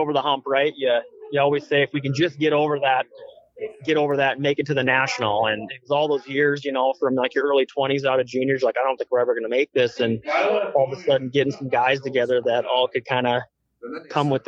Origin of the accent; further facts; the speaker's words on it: Fargo, North Dakota, United States; growing up in Fargo